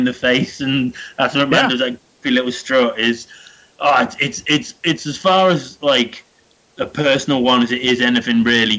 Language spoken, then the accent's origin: English; England, United Kingdom